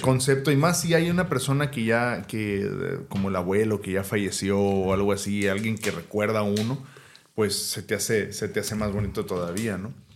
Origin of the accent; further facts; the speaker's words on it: Mexico; como mexicano